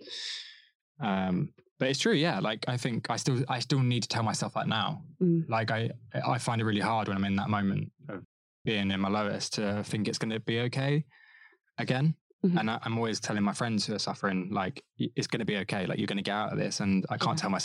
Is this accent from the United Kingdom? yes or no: yes; Devon, South West England, United Kingdom; moved away as an adult; now in London, United Kingdom; my hometown, Devon